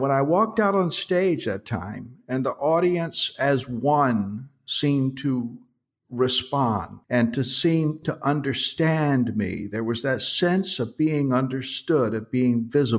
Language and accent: English; Atlanta, Georgia, United States; born there; also born or lived in Washington, D.C. / New York; I was born in Georgia. I was born in Atlanta, Georgia. And my family moved around the South and migrated finally up to Washington, D.C. And from there, I went to New York.